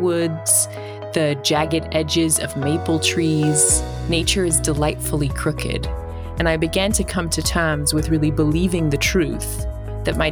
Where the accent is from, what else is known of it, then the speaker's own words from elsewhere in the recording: Australia; now in United States; My accent tells a little bit of my story. I'm from Australia. I now live in the States